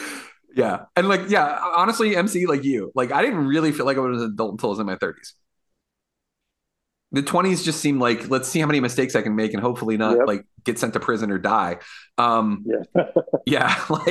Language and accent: English; Woodbridge, Virginia, United States; now in Fredericksburg, United States; living here and living in Fredericksburg and growing up in Woodbridge is a weird town